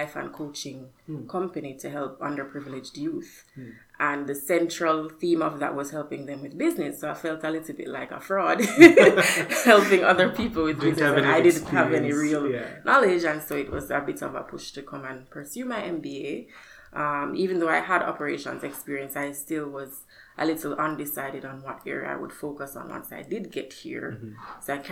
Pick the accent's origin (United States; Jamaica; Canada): Jamaica; moved away as an adult; I'm originally from Jamaica